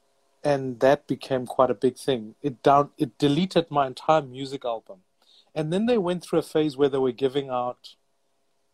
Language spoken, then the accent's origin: English; Soweto, Gauteng, South Africa; now in Cape Town, South Africa; I grew up in Soweto